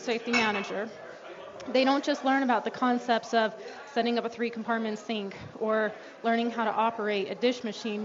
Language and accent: English; Aurora, Colorado, United States; also born or lived in Denver; now in Pueblo, United States; I grew up in Aurora